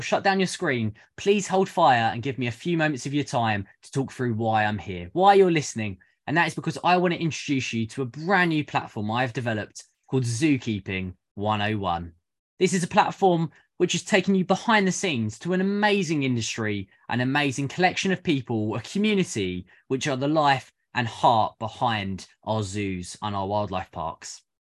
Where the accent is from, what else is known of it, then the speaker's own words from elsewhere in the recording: United Kingdom; I am a zookeeper from the United Kingdom